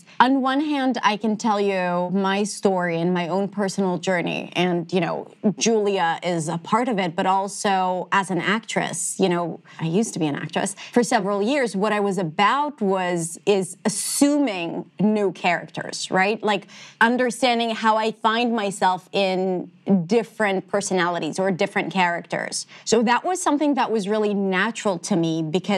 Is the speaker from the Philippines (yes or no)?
no; Israel; accent: Israeli; first language Hebrew; English is a second language; moved away as an adult; also born or lived in New York, United States; I had a pretty distinct Israeli accent